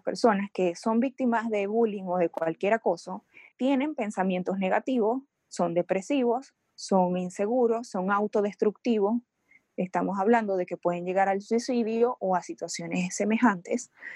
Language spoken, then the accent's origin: Spanish; Venezuela; moved away; Yo soy venezolana, yo me mudé, emigré a otro país